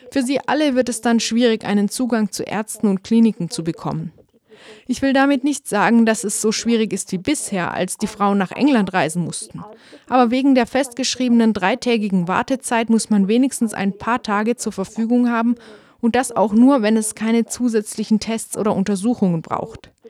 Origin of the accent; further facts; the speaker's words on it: Munster, Ireland; zum Beispiel in meiner Heimatregion Kerry.